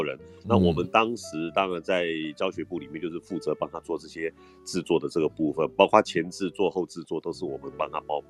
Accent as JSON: {"language": "Chinese", "country": "Taiwan", "said": "对啊，其实我是台湾人啊，我讲台语嘛就好诶。"}